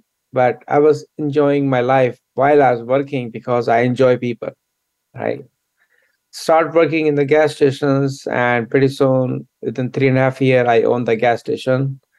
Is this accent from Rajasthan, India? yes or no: no; New Delhi, Delhi, India; now in United States; I grew up in India, I was born in New Delhi, and I went to school there. And when I was very young, I came to United States